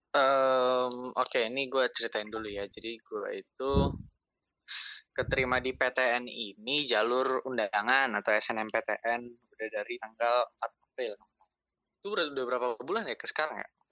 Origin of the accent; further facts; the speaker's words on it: Bekasi, West Java, Indonesia; gue dari Bekasi